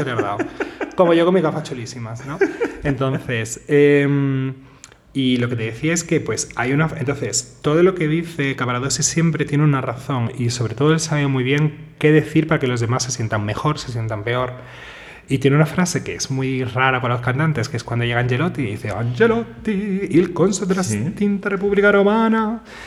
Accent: Seville, Andalusia, Spain; Yo soy sevillano

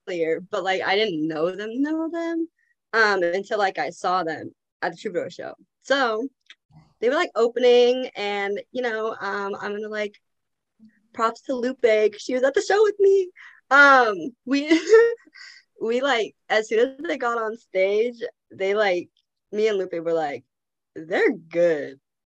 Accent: Seattle, Washington, United States; I'm also from Seattle

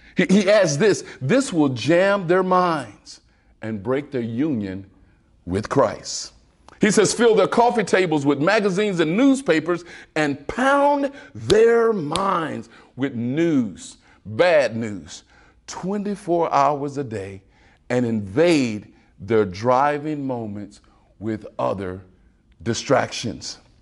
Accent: Waco, Texas, United States; I'm from Waco, Texas

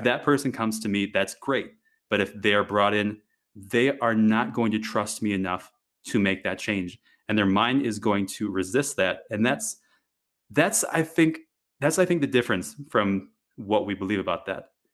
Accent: Wisconsin, United States; moved away; I grew up in Wisconsin, of all places

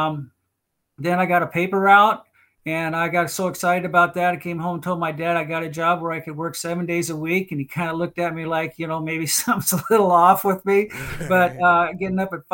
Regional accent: Portland, Oregon, United States; I grew up in North Portland. It's an area up here

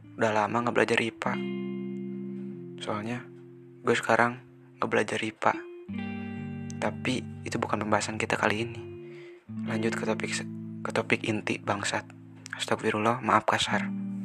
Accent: Garut, West Java, Indonesia; also born or lived in Bandung; Gue asal Bandung. Tapi gue ori Garut

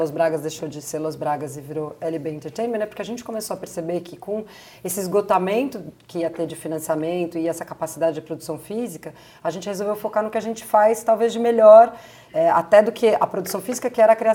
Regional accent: Brazil; porque só nós somos brasileiros

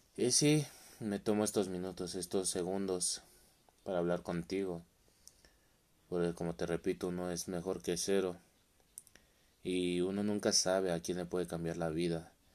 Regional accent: Mexico; soy de México

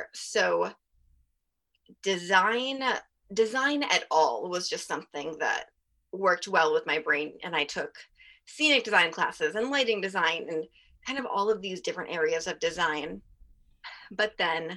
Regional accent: Salisbury, Maryland, United States; I grew up in Salisbury, Maryland

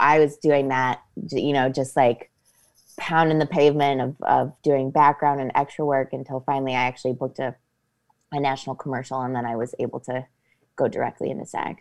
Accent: Copley, Ohio, United States; moved away as an adult; also born or lived in New York / Los Angeles; I went to Revere High School. I went to Saint Hilary's

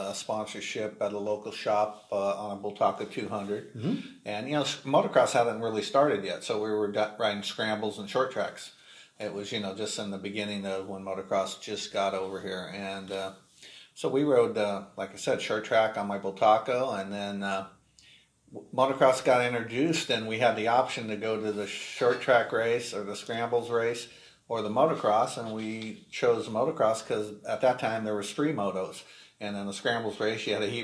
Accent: Northern California, United States; we grew up here in Northern California and raced out or rode out in the hills in Richmond

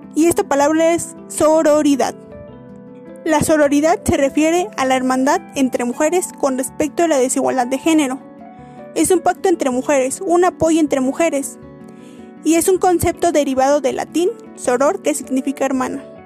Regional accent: Mexico; nosotros como mexicanos

